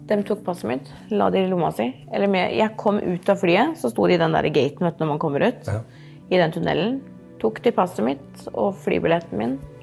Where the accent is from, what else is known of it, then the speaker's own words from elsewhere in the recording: Norway; jeg er jo ikke herifra engang. Jeg er jo fra Norge